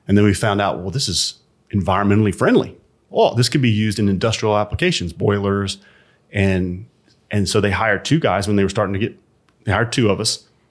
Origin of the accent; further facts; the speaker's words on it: Birmingham, Alabama, United States; moved away; also born or lived in Atlanta; I grew up in a small suburb of Birmingham, Alabama